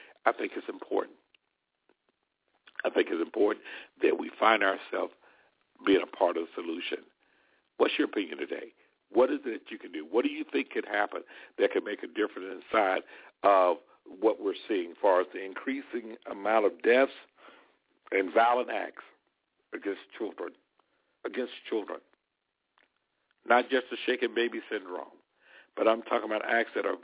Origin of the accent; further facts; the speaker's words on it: Alabama, United States; moved away; Alabama near my hometown here